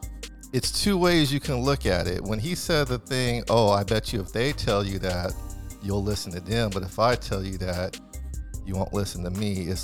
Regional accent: West Coast, United States; Because, you know, I'm from the West Coast.

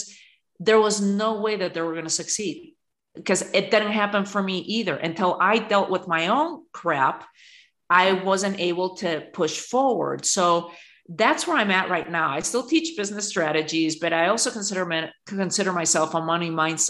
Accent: Spain; now in United States; I was born and raised in Spain at the end of a dictatorship in a very patriarchal country

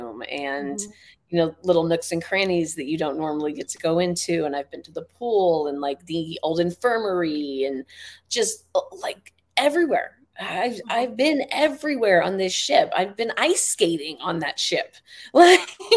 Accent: the Bay Area, California, United States; I grew up in the Bay, so I grew up with the Winchester Mystery House

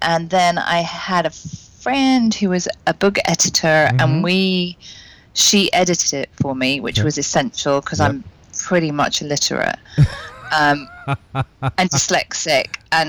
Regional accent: Cambridge, East of England, United Kingdom; And you know, obviously I'm British, and in the UK.

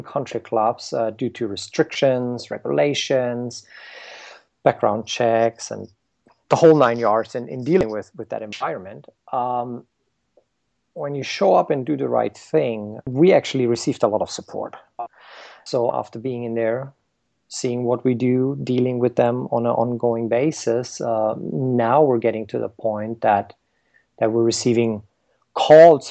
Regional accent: Germany; moved away as an adult; now in United States; I grew up in Germany

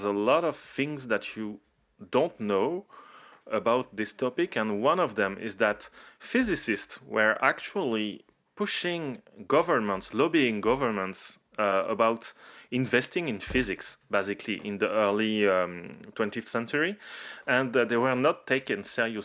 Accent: France; from France

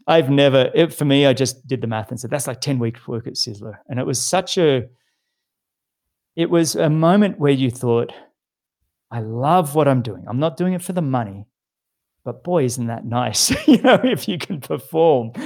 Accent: Sydney, New South Wales, Australia; I grew up in Sydney, in a suburb called Mossman, which is on the harbour in Sydney.

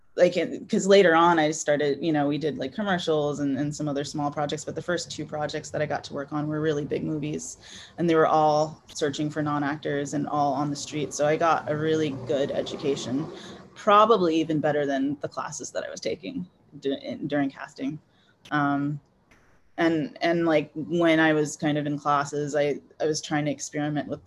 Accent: Houston, Texas, United States; moved away as an adult; my hometown, Houston

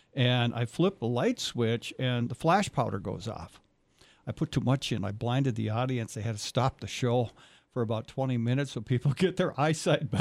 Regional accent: Foley, Minnesota, United States; I'm on the Benton and Sherburne County line, but Foley

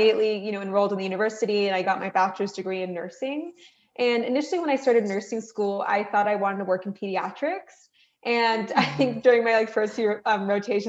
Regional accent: Reno, Nevada, United States; I am a first generation American. My parents are from Iran. We grew up in Reno, Nevada, which is on the western part of the US.

